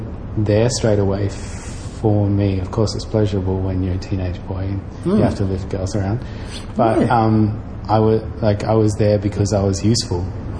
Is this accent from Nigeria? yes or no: no; Darwin, Northern Territory, Australia; how you learn to deal with shit at growing up in Darwin as well